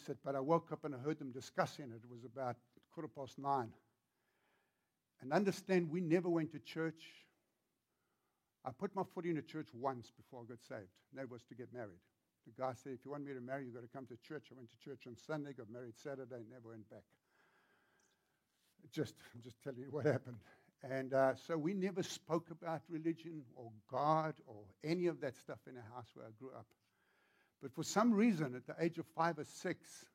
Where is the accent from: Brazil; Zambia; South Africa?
South Africa; accent: South African; moved away as an adult; now in Virginia, United States; When I grew up in South Africa